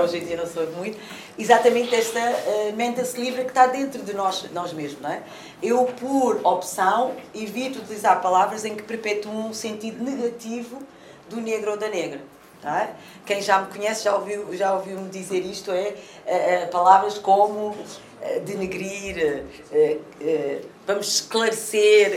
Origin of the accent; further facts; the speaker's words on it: Amadora, Lisbon, Portugal; Eu também nasci na Cova da Moura e os meus filhos também foram eh, educados na, na, na, primeira creche na Cova da Moura